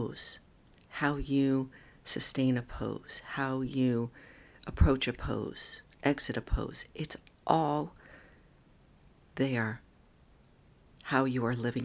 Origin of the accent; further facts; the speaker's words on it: New York, United States; I'm a New Yorker